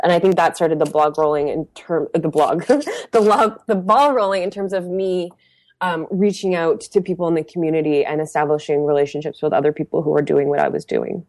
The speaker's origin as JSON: {"language": "English", "town": "Windsor", "region": "Ontario", "country": "Canada", "tie": "born or raised there", "moved": "yes", "lives_now": "Montreal, Canada", "said": "I grew up in a blue collar, um, industrial town called Windsor, Ontario"}